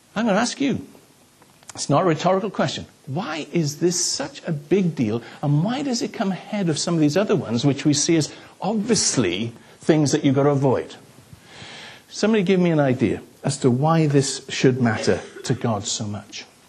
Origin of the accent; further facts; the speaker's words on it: the Welsh Valleys, Wales, United Kingdom; I grew up in the Welsh Valleys